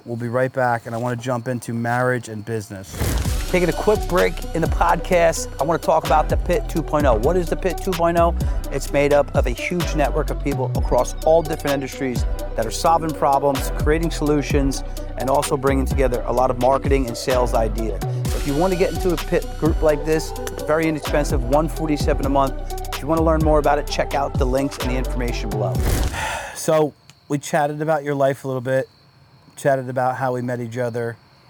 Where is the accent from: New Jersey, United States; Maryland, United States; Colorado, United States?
New Jersey, United States; Obviously, you live in Long Island. I'm here from Jersey.